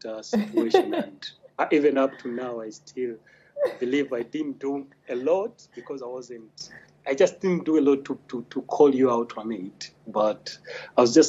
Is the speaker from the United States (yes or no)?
no; Uganda; I'm a banker, a Ugandan of course